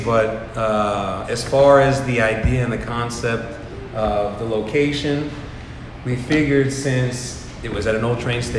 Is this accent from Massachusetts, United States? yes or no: no; New York, United States; moved away; also born or lived in Pennsylvania / Atlantic City / Philadelphia / Florida; I grew up in New York. My mom's from New York